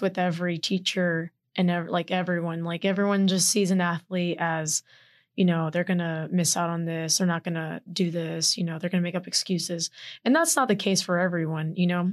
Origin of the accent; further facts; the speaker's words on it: Houston, Texas, United States; moved away; I'm proudly from Houston, Texas